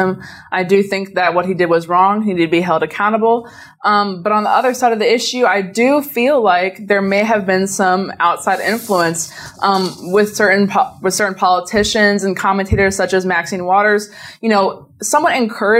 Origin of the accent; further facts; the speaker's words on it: Montgomery County, Maryland, United States; I'm from Montgomery County, Maryland